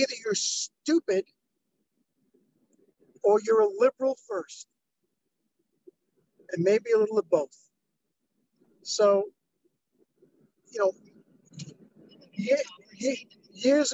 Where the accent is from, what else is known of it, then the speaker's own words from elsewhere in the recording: New York, United States; moved away as an adult; now in Los Angeles, United States; I'm from New York, and I've been all over the country